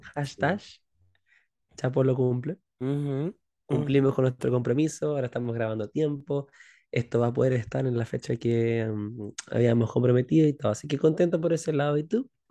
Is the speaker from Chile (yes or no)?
yes; Chile; nuestra chilenidad